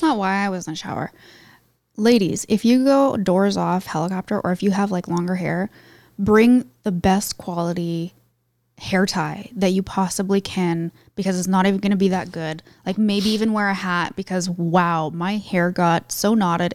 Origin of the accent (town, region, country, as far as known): Canada